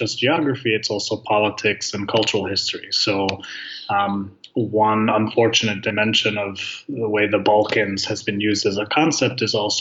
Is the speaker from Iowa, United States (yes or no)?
no; Chicago, Illinois, United States; I was born in Chicago, which is the largest Serbian population anywhere outside of Belgrade in terms of concentration in one place on the planet. And so there's a pretty vibrant community, and I grew up in that community